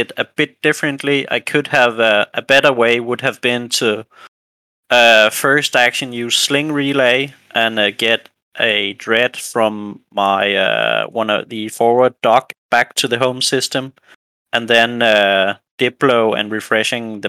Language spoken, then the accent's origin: English; a little town north of Copenhagen, Capital Region of Denmark, Denmark; I am from Denmark, a little town north of Copenhagen.